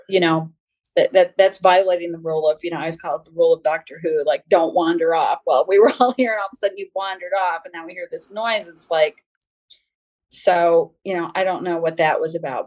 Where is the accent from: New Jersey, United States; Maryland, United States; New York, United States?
New York, United States; accent: New York; I was born in New York